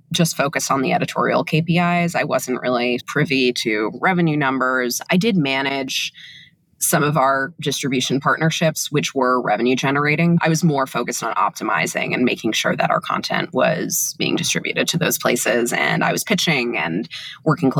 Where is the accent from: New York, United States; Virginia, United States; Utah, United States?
New York, United States; New York City; also born or lived in Boston; I was born and raised in Manhattan